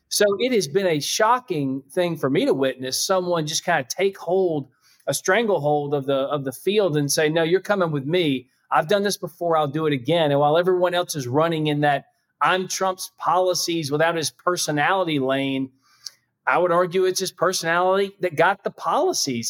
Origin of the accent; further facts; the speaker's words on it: South Carolina, United States; I'm from South Carolina